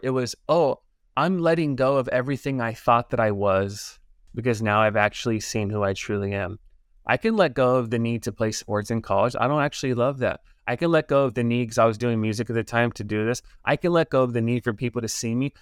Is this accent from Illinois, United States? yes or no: no; Los Angeles, California, United States; I grew up in Los Angeles area, LA Unified School District